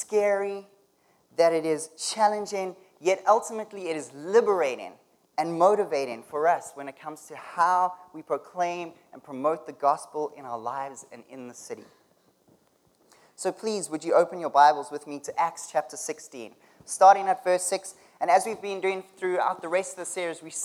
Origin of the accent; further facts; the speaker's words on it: South Africa; moved away as an adult; now in Canada; I'm from South Africa, and I've been living in Canada for the past 4 years